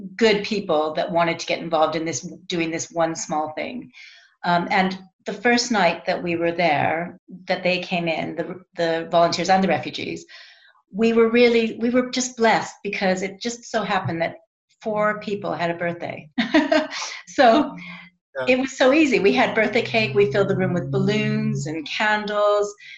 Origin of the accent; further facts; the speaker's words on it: United States; moved away; I'm American